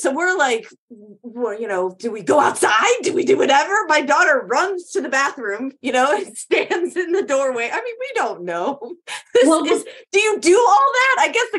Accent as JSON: {"language": "English", "region": "Illinois", "country": "United States", "tie": "born or raised there", "also_born_or_lived": "East Coast", "said": "I grew up in Illinois. I've lived on my whole life on the East Coast."}